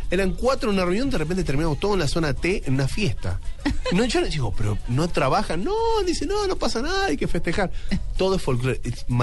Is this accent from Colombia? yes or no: yes; Colombia; moved away; yo llegué la primera vez de Colombia en 2007, 2008